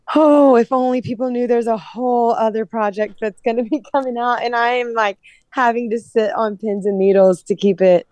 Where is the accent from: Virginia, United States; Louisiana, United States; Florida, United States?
Louisiana, United States; I'm from Louisiana